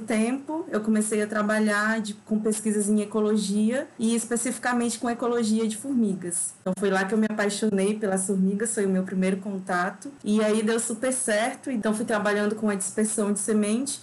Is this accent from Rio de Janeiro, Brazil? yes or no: no; Acre, Brazil; moved away as an adult; also born or lived in Minas Gerais; now in Lavras, Brazil; eu estou me mineira há quase quatro anos, mas eu sou acriana